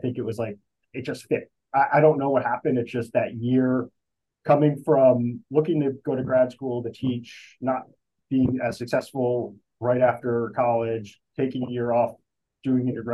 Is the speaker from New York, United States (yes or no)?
yes; Armonk, New York, United States; moved away as an adult; also born or lived in Chapel Hill, North Carolina / South Bend, Indiana; now in New Jersey, United States; I'm from Armonk, New York originally, which is in Westchester County